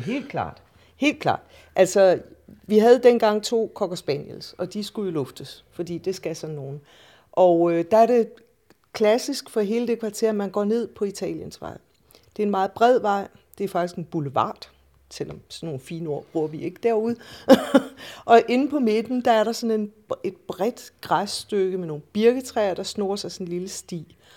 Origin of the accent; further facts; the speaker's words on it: Randers, Central Denmark Region, Denmark; also born or lived in Aalborg / Odsherred; now in Copenhagen, Denmark; Jeg er fra Jylland, eller nærmere, jeg er født i Odshavet, og vokset op i Randers og i Aalborg